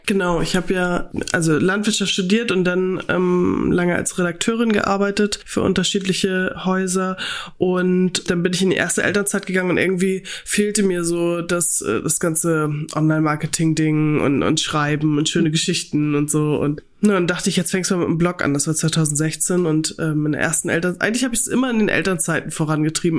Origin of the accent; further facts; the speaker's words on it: Kellinghusen, Schleswig-Holstein, Germany; moved away as an adult; also born or lived in Kiel; now in North Frisia, Germany; Ich bin ja ländlich aufgewachsen in Kellinghusen im Kreis Steinburg